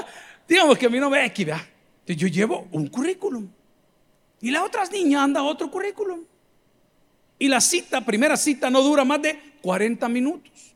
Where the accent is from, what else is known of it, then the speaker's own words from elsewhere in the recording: El Salvador; como los salvadoreños